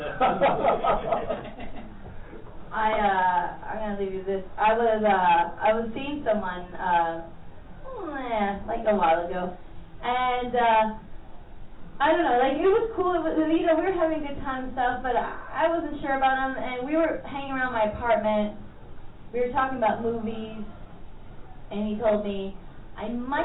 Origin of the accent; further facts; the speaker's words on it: Mexico; moved away; I was raised in Mexico, and so I call myself Mexican